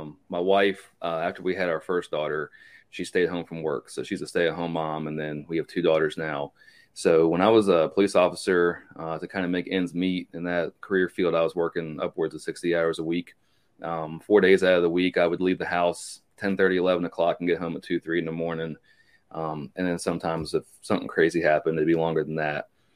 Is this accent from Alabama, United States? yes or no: no; Virginia, United States; also born or lived in Pennsylvania; now in North Carolina, United States; Born in Pennsylvania, raised in Virginia